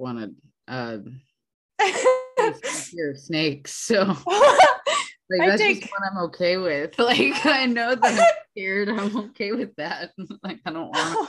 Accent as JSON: {"language": "English", "region": "Idaho", "country": "United States", "tie": "born or raised there", "moved": "yes", "said": "we grew up in Idaho"}